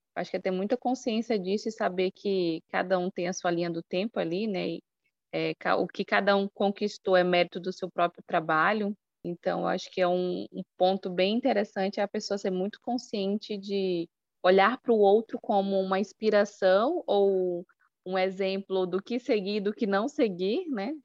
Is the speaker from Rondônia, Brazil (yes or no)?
yes; Porto Velho, Rondônia, Brazil; eu sou da cidade de Porto Velho, aqui da região norte, do estado de Rondônia